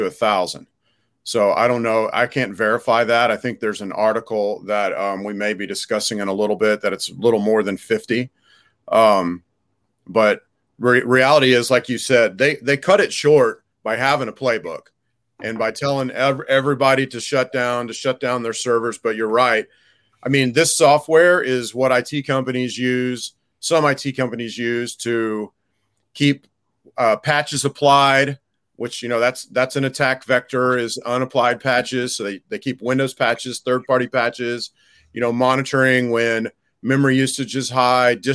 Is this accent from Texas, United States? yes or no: yes; Houston, Texas, United States; I grew up around Houston.